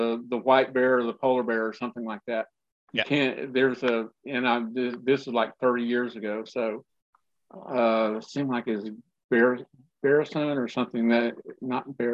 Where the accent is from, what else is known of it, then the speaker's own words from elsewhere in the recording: West Texas, United States; I grew up in West Texas